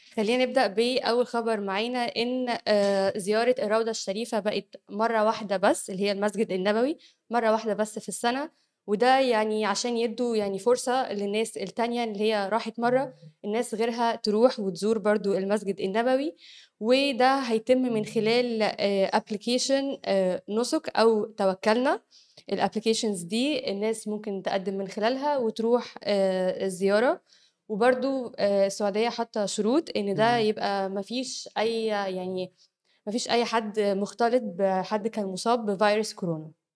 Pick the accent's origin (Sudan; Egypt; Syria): Egypt; احنا عندنا في مصر